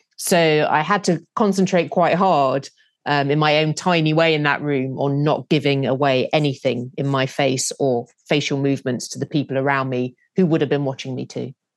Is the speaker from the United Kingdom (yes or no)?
yes; United Kingdom; being British.